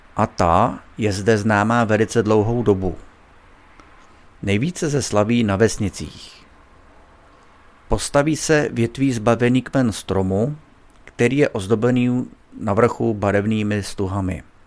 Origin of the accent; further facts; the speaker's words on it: Bohemia, Czechia; U nás v Čechách